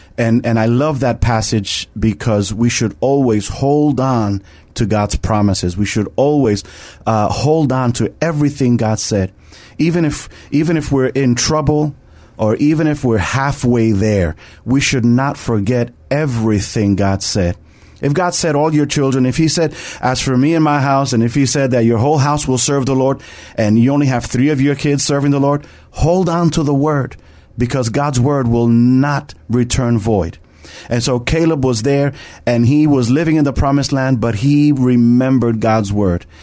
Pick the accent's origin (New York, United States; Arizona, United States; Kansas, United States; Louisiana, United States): New York, United States; I'm from New York